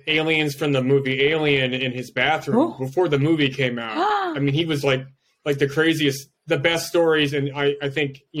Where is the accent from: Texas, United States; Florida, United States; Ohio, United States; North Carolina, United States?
Florida, United States; Orlando; now in Phoenix, United States; I'm from Florida, but right now I'm in Phoenix